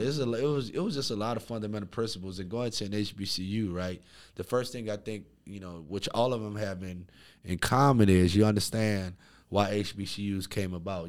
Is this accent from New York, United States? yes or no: no; New Orleans, Louisiana, United States; Man, so I'm from New Orleans, Louisiana, born and raised. Shout out Fifth Ward, New Orleans East.